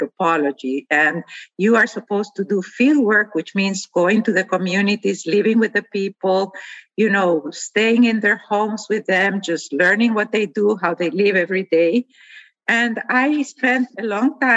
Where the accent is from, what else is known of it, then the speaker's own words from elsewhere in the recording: Guatemala; I grew up in Guatemala, a country where half of the population is indigenous.